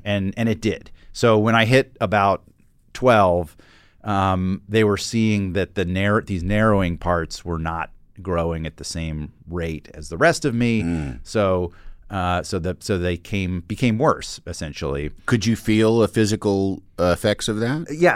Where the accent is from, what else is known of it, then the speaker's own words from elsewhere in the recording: Atlanta, Georgia, United States; I grew up in Atlanta